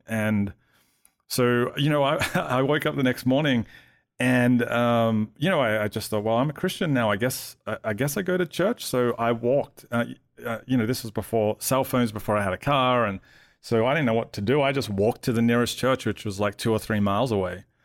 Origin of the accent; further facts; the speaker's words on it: Melbourne, Victoria, Australia; moved away as an adult; now in Atlanta, United States; I grew up in Melbourne